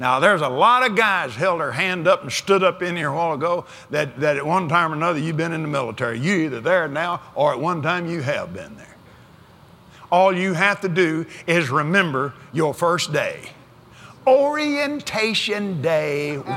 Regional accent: West Texas, United States; I was raised in West Texas

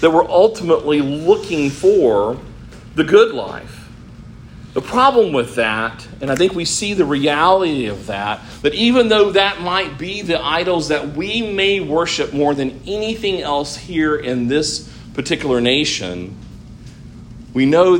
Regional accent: United States; we are as American Christians

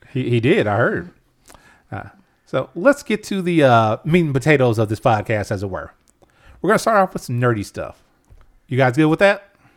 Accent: United States; I'm American

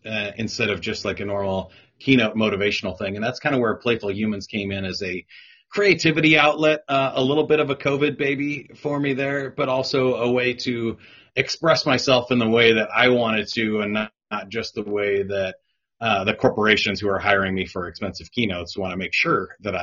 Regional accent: Kansas City, United States; I'm born and raised here in Kansas City

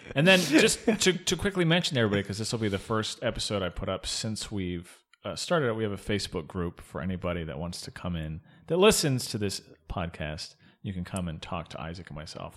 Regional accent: Arizona, United States; moved away; also born or lived in North Carolina; I'm from Arizona, uh, and I lived in North Carolina for a long time

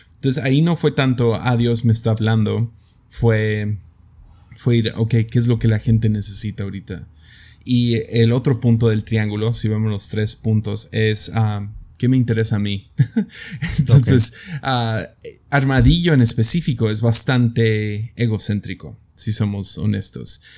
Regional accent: Mexico; en mi país, México

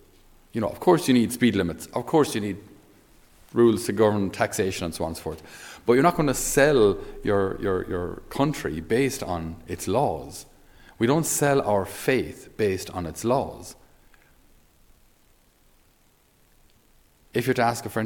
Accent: Ireland

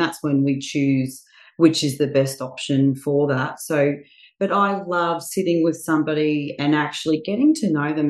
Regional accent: Bundaberg, Queensland, Australia; now in Sunshine Coast, Australia; I'm from Bundaberg originally, but I have been here on the Sunshine Coast just on 20 years this coming January

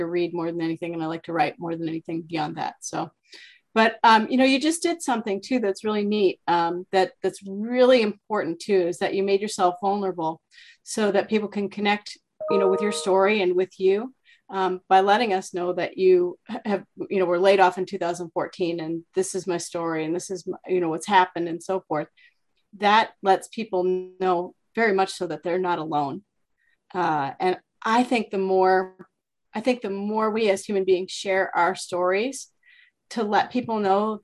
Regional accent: Bettendorf, Iowa, United States; I'm from Bettendorf, Iowa

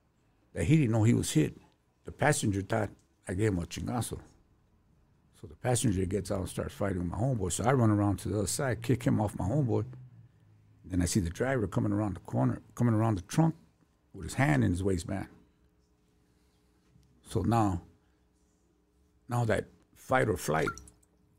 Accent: Los Angeles, California, United States; I'm from Lincoln Heights

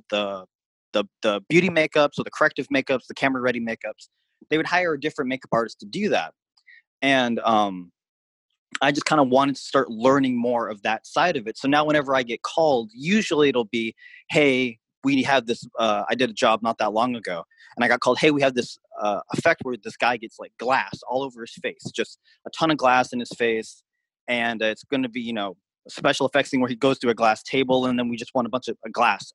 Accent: Seattle, Washington, United States; I'm originally from Seattle, Washington

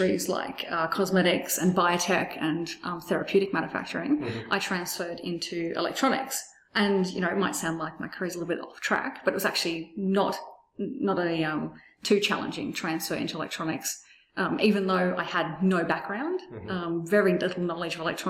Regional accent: Penrith, New South Wales, Australia; also born or lived in Bankstown, Australia; now in Brisbane, Australia; I was born in Bankstown, grew up in Penrith

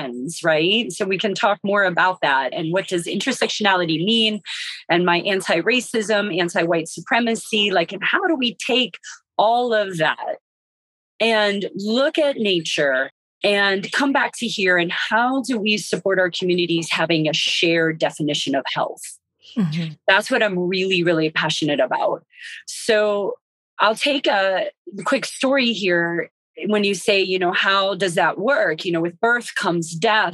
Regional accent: West Virginia, United States; now in Western North Carolina, United States; I'm originally from West Virginia, but we didn't farm

